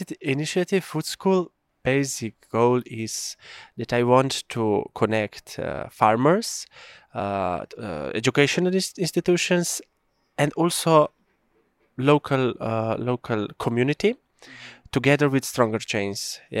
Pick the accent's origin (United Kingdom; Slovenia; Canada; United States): Slovenia; Kamnik, Central Slovenia; English is a second language; I'm coming from Slovenia, from Prealp area, from the municipality of Kamnik. I'm now a farmer.